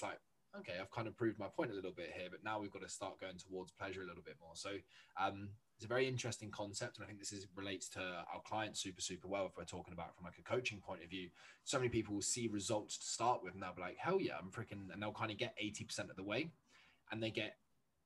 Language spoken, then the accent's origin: English; Jersey; I come from Jersey, a tiny little 9x5 island